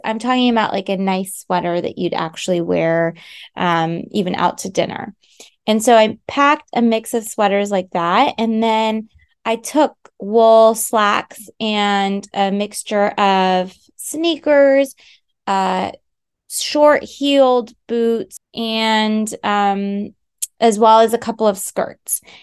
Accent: United States; moved away; also born or lived in France; I am an American, so I can offer that perspective as someone who's lived in both countries

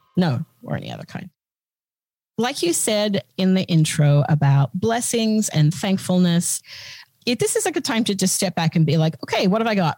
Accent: Australia; moved away as an adult; now in United States; as an Australian and as a recent arrival on these shores, we're well, not super recent, it was, you know, 2000

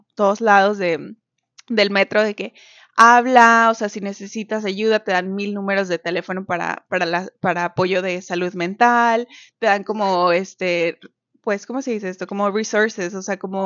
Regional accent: Mexico; now in Canada; una mexicana viviendo en Canadá.

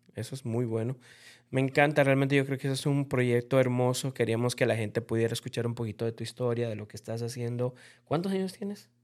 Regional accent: Bolivia; yo como boliviano

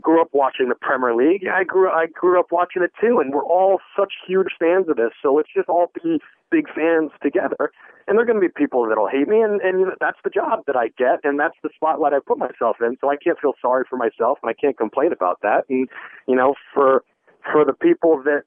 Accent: United States; moved away; me being an American

